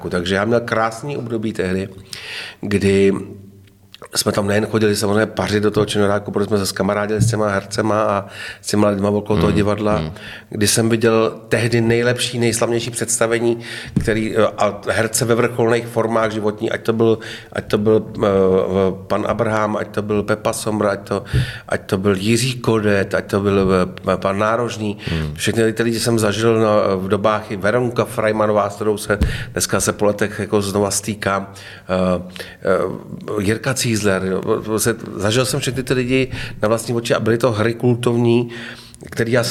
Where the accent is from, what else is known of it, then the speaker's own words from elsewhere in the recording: Hradec Králové, Hradec Králové Region, Czechia; já říkám, no, já jsem z Hradce Králové, že jo